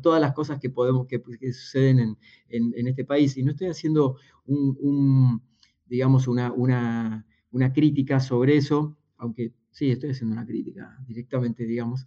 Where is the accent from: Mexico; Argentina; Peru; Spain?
Argentina; Buenos Aires Province; soy argentino, no soy porteño, nací en un pueblo unos 300 kilómetros al sur de la ciudad de Buenos Aires